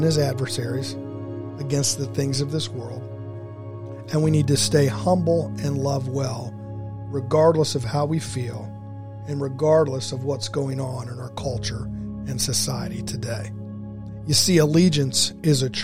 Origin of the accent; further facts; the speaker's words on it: Dayton, Ohio, United States; Growing up in Dayton, Ohio